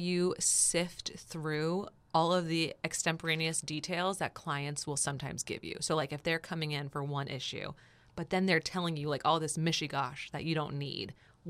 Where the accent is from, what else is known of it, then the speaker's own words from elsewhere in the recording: New Jersey, United States; Because I'm from New Jersey.